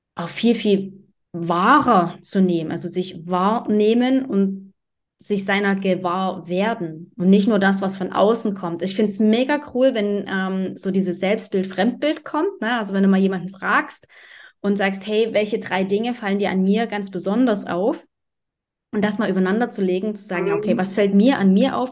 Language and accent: German; Germany; moved away as an adult; also born or lived in Berlin; ich bin mit Mitte 20, bin ich aus Deutschland raus